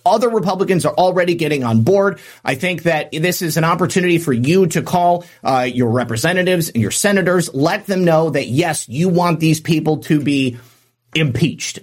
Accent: United States; as an American

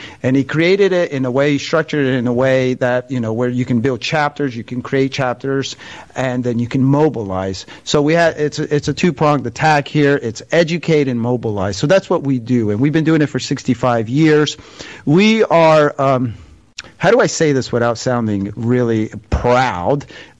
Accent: Georgia, United States; where I grew up in Georgia, not in Macon, Georgia.

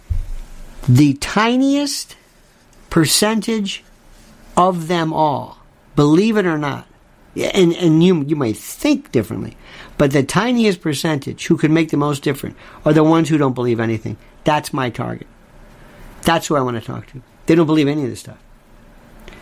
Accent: United States; I'm an American.

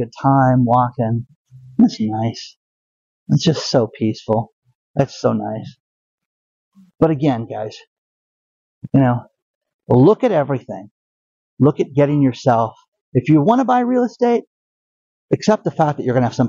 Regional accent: Orange County, California, United States; I grew up here in Orange County, California

